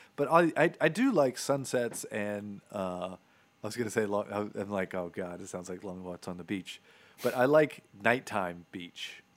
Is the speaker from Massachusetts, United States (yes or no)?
no; Florida, United States; moved away; I grew up in Florida